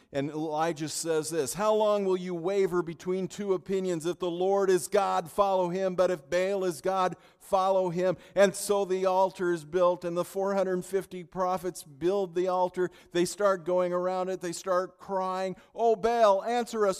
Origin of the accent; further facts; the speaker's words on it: California, United States; now in Minnesota, United States; I'm from California.